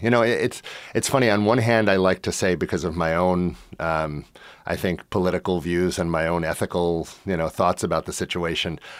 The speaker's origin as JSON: {"language": "English", "country": "United States", "moved": "yes", "said": "I am an American. I do carry an American passport."}